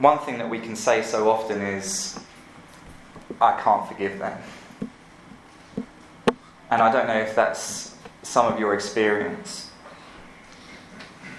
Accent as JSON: {"language": "English", "region": "London", "country": "United Kingdom", "moved": "as an adult", "lives_now": "Louisville, United States", "said": "I'm from England, and I live here now"}